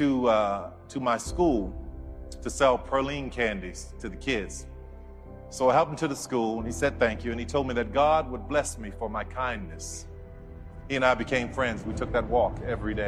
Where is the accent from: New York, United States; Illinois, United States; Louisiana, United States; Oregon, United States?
Louisiana, United States; New Orleans; I grew up in New Orleans